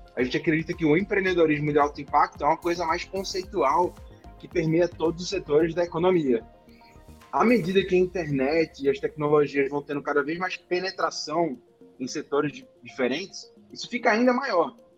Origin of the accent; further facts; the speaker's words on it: Recife, Pernambuco, Brazil; Recife, que é de onde eu sou